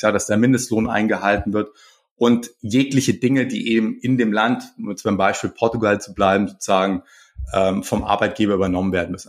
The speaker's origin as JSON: {"language": "German", "town": "Pforzheim", "region": "Baden-Württemberg", "country": "Germany", "said": "ich komme aus Pforzheim"}